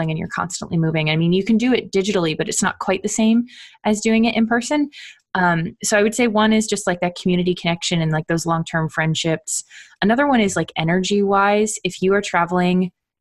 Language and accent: English; Canada; moved away as an adult; also born or lived in Ottawa; now in United States; I'm from Canada originally, so I say university